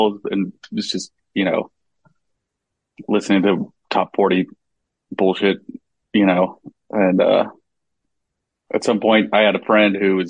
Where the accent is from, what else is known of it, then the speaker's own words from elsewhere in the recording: Chicago area, Illinois, United States; moved away as an adult; also born or lived in Bloomington, Indiana; now in Bay Area, United States; I'm from the Chicago area, and so we moved to the city, and then we moved out here in 2008